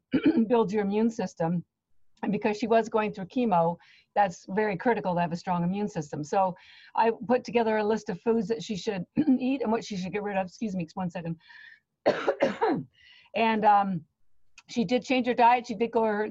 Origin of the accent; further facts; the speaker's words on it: Canada; now in Boston, United States; I live in Boston, Massachusetts, but I am Canadian, and my family's still on Canada